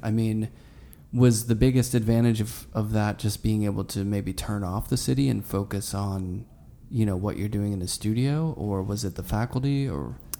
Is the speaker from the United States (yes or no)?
yes; Pittsburgh, Pennsylvania, United States; now in New York, United States; I grew up in Pittsburgh